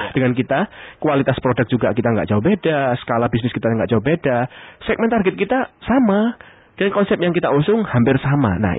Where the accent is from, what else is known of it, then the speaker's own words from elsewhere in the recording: Surabaya, East Java, Indonesia; Ya memang saya orang Surabaya dan mengakuinya.